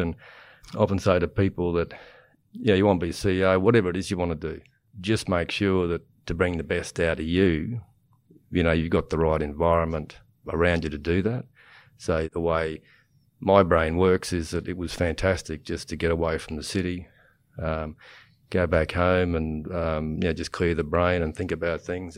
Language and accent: English; Proserpine, Queensland, Australia; now in Warwick, Australia; I am at Warwick now. I grew up in Proserpine